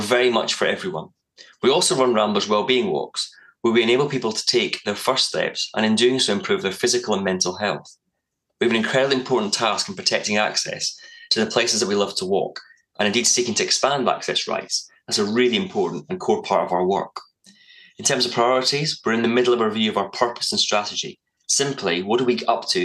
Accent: Scotland, United Kingdom; I grew up in Scotland, so it was very spoiled

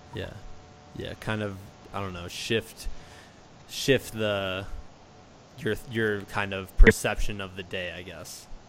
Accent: Muscatine, Iowa, United States; I'm from Muscatine, so uh, kind uh-huh. of by Davenport in the Quad Cities

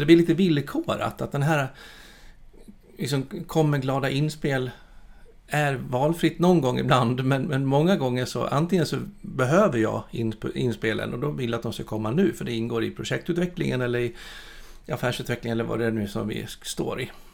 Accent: Borlänge, Dalarna County, Sweden; moved away; jag är född och uppvuxen i Borlänge

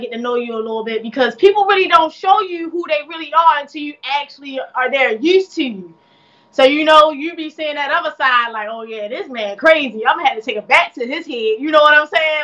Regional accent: Baltimore, Maryland, United States; I'm from Baltimore, Maryland

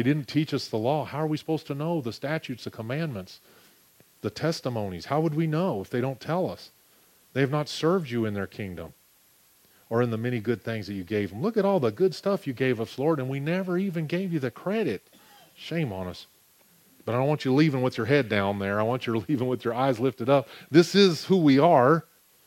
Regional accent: United States; I'm an American

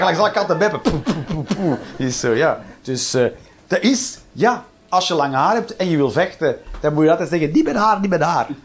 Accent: Flanders, Belgium; zeggen we hier microgolf

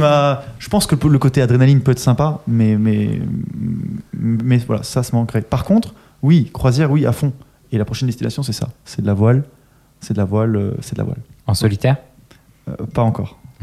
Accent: Austria; moved away; je viens d'Autriche.

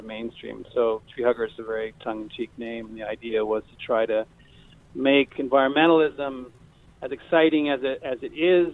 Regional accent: near Montreal, Quebec, Canada; also born or lived in Seattle; now in Maui, United States; I'm undercover Canadian from near Montreal

